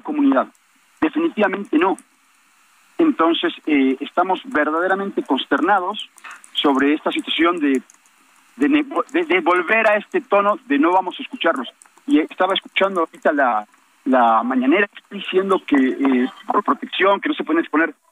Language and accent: Spanish; Quintana Roo, Mexico; Nosotros vivimos allí, somos ciudadanos de Quintana Roo